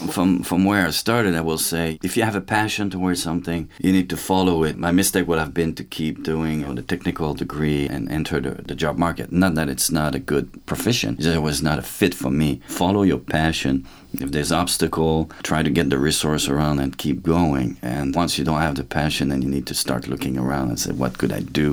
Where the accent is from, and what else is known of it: Saint-Louis-de-France, Quebec, Canada; born or raised there; moved away; also born or lived in Trois-Rivières, Quebec